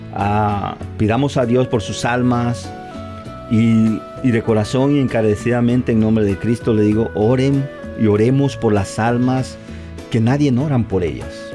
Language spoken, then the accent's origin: Spanish; Tabasco, Mexico; moved away; yo donde soy de Tabasco